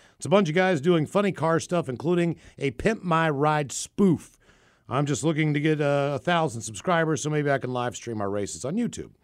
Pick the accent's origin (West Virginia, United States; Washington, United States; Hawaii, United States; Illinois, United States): West Virginia, United States; Morgantown; moved away as an adult; also born or lived in Frederick, Maryland / Hagerstown, Maryland; I grew up in Morgantown.